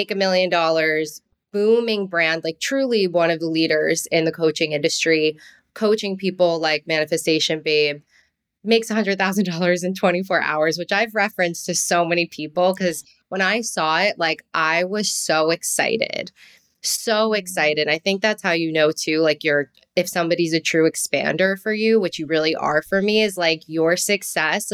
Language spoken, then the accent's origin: English; New Jersey, United States; accent: Jersey; my little twinge of Jersey and that like Italian passion